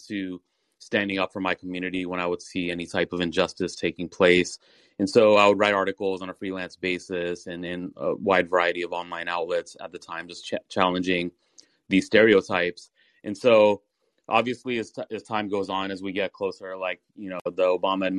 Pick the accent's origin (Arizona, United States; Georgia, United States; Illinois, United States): Georgia, United States; Atlanta; my background is that I grew up in Atlanta, Georgia